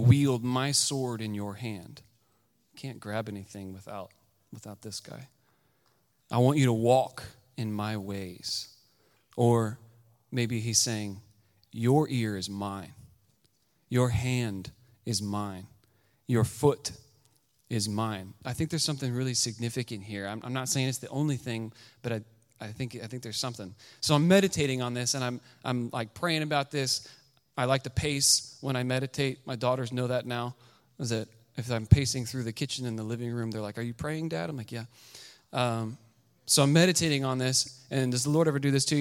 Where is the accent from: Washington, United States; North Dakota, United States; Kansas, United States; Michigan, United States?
Kansas, United States; I'm from Kansas.